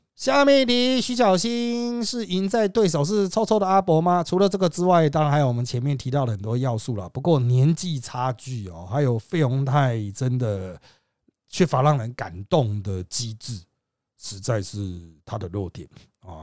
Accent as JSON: {"language": "Chinese", "region": "Miaoli County", "country": "Taiwan", "said": "他是我苗栗那边的客家人"}